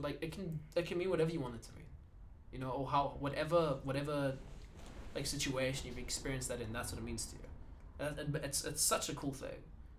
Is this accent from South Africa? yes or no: yes; South Africa; I'm from South Africa, dude.